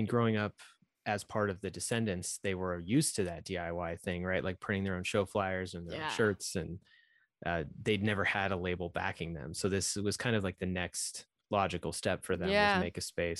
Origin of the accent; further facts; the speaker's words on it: Fort Collins, Colorado, United States; So I grew up in Fort Collins, actually, where the blast room is located.